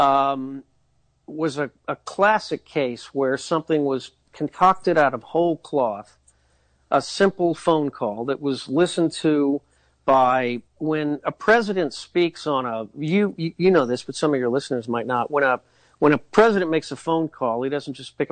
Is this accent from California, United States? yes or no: no; Indiana, United States; We're both from Indiana